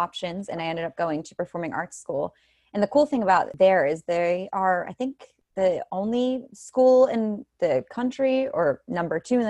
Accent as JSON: {"language": "English", "town": "Phillipsburg", "region": "New Jersey", "country": "United States", "tie": "born or raised there", "said": "I grew up in Phillipsburg, New Jersey"}